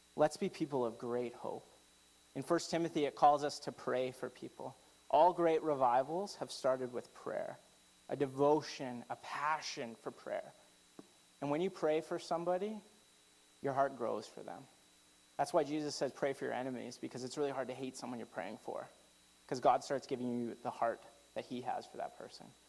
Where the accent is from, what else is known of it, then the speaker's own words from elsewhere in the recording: Canada; I'm very Canadian